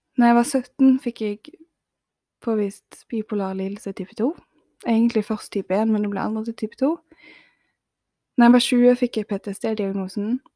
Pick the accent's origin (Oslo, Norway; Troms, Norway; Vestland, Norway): Vestland, Norway; Bergen; moved away as an adult; jeg måtte flytte seks timer vekk fra Bergen, der jeg er ifra